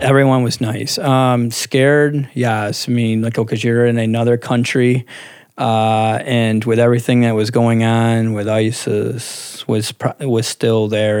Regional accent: Clifton Springs, New York, United States; now in East Rochester, United States; I'm actually from like almost Clifton Springs

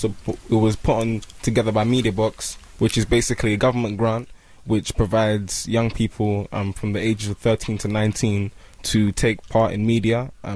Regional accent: London, United Kingdom; I'm from West London.

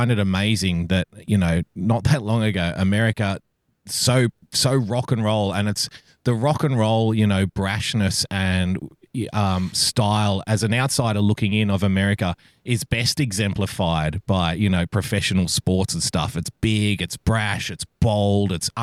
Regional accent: New South Wales, Australia; I'm from New South Wales

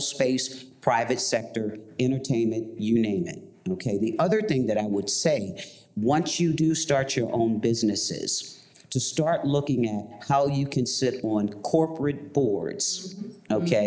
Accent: Baltimore, Maryland, United States; I'm from Baltimore.

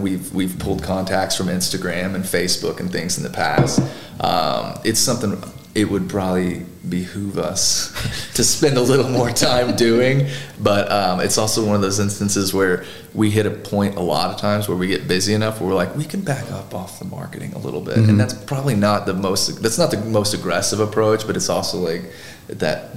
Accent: Goreville, Illinois, United States; also born or lived in Marion, Illinois; I was from Goreville. Now all my community's in Marion

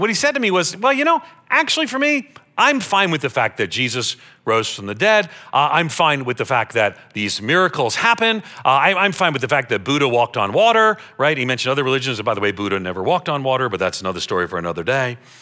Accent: Long Island, New York, United States; I grew up on Long Island outside of New York City

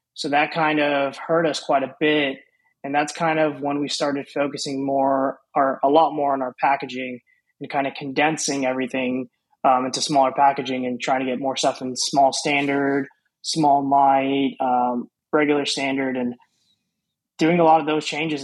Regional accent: Houston, Texas, United States; I was born and raised in Houston, Texas. Um, been here my whole life

